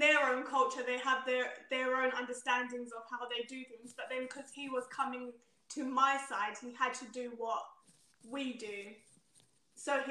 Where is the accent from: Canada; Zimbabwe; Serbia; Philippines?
Zimbabwe; I'm from Zimbabwe